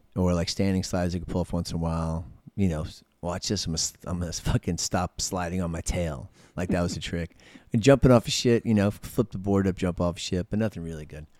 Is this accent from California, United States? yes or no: no; New York City, New York, United States; I was born in East Elmhurst Hospital